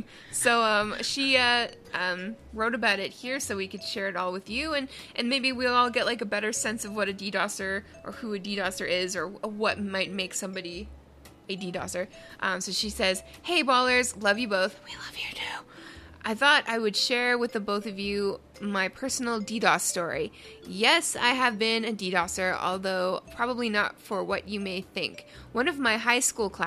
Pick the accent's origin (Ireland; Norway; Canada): Canada; I'm a Canadian girl